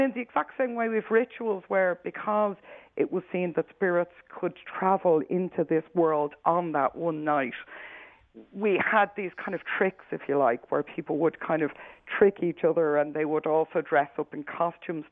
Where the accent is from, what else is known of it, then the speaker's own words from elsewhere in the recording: Ireland; as I'm sure you can tell by the accent, I'm from Ireland myself, so I would have been used to this as a childhood way that we always celebrated Halloween